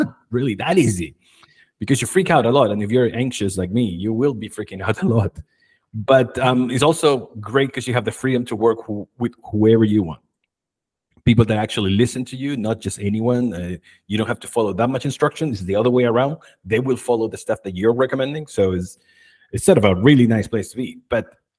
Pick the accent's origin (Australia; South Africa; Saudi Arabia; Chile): Chile; moved away as an adult; also born or lived in United States; When I was 20, I left my country, Chile. I'm originally from Chile.